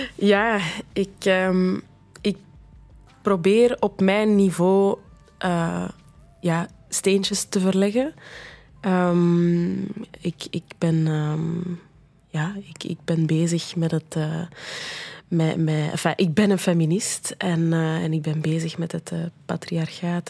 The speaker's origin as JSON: {"language": "Dutch", "town": "Brussels", "region": "Brussels-Capital Region", "country": "Belgium", "tie": "born or raised there", "moved": "yes", "said": "ik ben geboren in Brussel en, en, eh, en voor een stuk opgegroeid"}